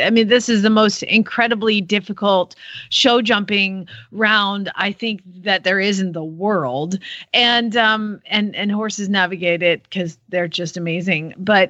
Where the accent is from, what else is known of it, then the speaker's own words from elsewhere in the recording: United States; as an American